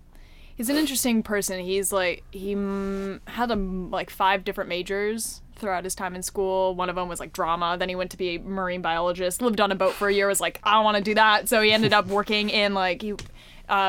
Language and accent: English; Thousand Oaks, California, United States; I was born in Thousand Oaks, California, which is about an hour north of Los Angeles.